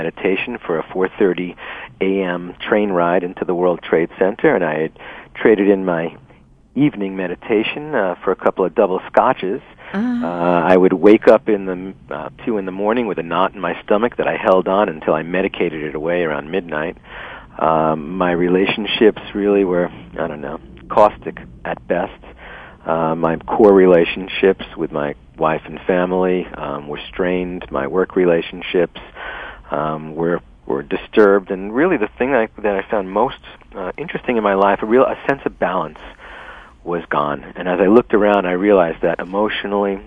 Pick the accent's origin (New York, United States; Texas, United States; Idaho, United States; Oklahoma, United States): New York, United States; New York City; moved away; I was born and raised in New York City